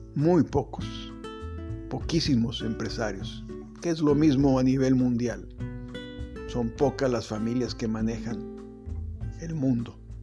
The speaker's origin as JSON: {"language": "Spanish", "town": "Acapulco", "region": "Guerrero", "country": "Mexico", "tie": "born or raised there", "said": "yo soy originario de Acapulco"}